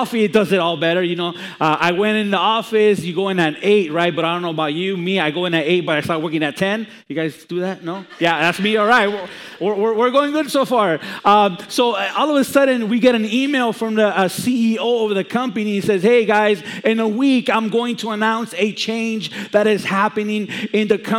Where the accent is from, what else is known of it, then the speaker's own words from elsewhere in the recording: Los Angeles, California, United States; also born or lived in Chicago; I was born in Chicago and raised in Los Angeles